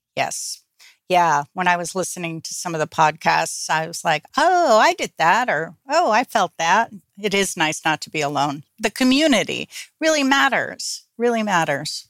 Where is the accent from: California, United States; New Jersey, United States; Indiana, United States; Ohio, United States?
New Jersey, United States; I got involved in a group here in my hometown in New Jersey